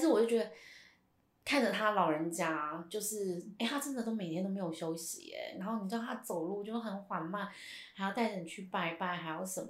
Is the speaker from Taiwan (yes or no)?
yes; Hsinchu, Taiwan; 因为我们是新竹人